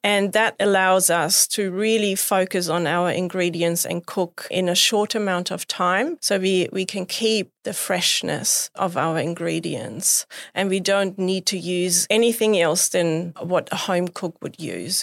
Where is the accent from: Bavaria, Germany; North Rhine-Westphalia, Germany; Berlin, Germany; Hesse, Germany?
Bavaria, Germany; moved away; I grew up in Bavaria. which is really close to the mountains, to the Alps.